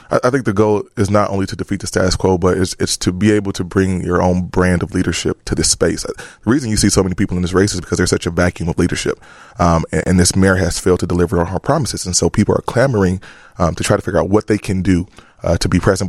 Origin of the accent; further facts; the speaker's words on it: Chicago, Illinois, United States; also born or lived in New Orleans; back home here in, in, in my, in my hometown.